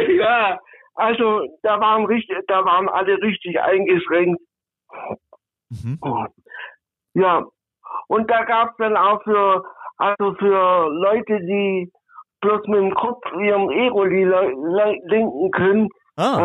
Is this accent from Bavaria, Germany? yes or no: no; Northern Black Forest, Swabia, Baden-Württemberg, Germany; accent: Swabian; Nordschwarzwald, aus Impfingen an der 81.